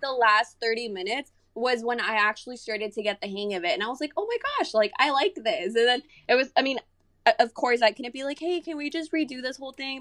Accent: San Antonio, Texas, United States; also born or lived in Monterrey, Mexico; I am from Monterrey, but I've been living here in San Antonio since I was, like, maybe, like, nine years old

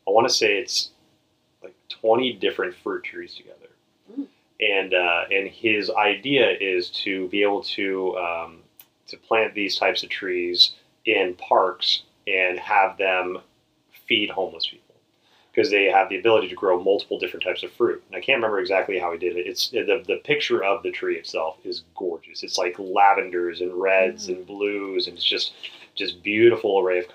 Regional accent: Texas, United States; growing up in Texas, I mean, I could go to the grocery store, and I grew up in a pretty impoverished area

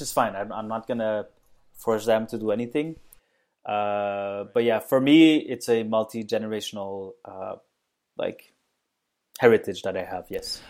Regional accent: Mauritius; I was born in Mauritius, which is a tiny island off the east coast of Africa

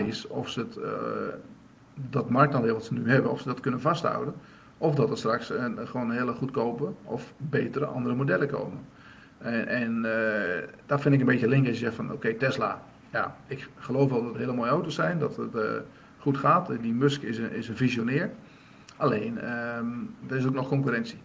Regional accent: Drenthe, Netherlands; waar ik vandaan kom in Drenthe

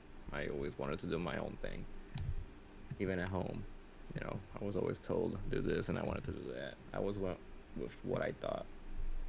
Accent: New York City, New York, United States; I was raised in the South Bronx

